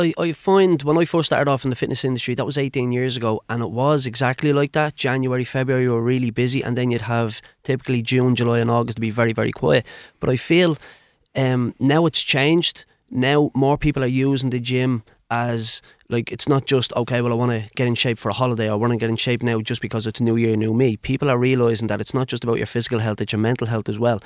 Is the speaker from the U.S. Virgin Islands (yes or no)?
no; Dublin, Leinster, Ireland; I'm originally from Blanchardstown